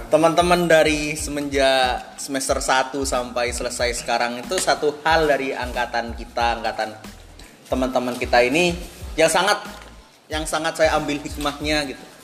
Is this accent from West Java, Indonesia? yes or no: no; Madura, East Java, Indonesia; Saya dari Madura.